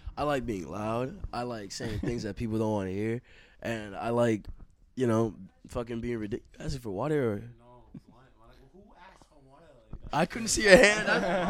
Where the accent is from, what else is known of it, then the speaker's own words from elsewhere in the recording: Australia; Can I say I'm from Australia? I'm not